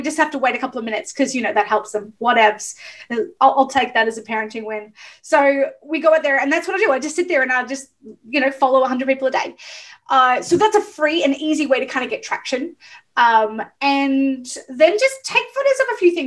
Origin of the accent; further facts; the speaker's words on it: Melbourne, Victoria, Australia; also born or lived in Ocean Grove; I'm from Melbourne, so we're the coffee capital of the world